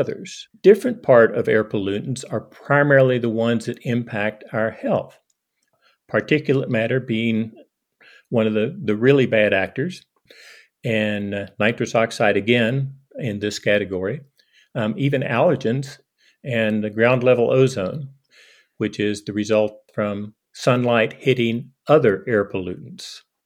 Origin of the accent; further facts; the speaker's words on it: eastern Kentucky, United States; moved away as an adult; now in Hardin, United States; I grew up in eastern Kentucky, not Appalachia, but the, the foothills of Appalachia